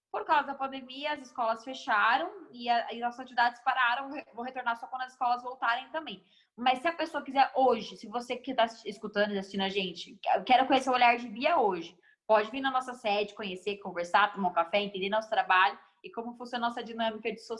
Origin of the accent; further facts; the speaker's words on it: Guarulhos, São Paulo, Brazil; Emi, eu, eu, nasci em São Paulo, mas eu sou guarulhense de coração, moro aqui desde, desde mais novinha.